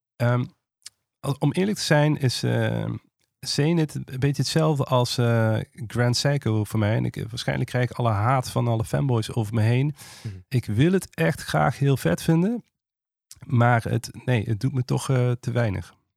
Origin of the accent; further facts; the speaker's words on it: Maastricht, Limburg, Netherlands; ik kom uit Maastricht. En eh, als je uit het zuiden komt, zijn twee dingen zeker. Ten eerste word je eh, katholiek opgevoed